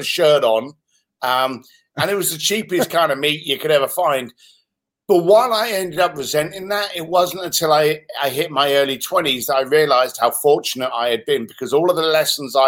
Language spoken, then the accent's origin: English; London, United Kingdom; moved away as an adult; also born or lived in Reading / Hong Kong; now in United States; I was born in Reading, just outside of London, and raised in East London.